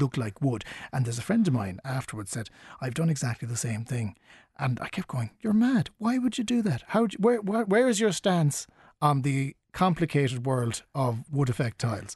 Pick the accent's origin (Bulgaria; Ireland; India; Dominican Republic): Ireland; Cork, Munster; we're all from Cork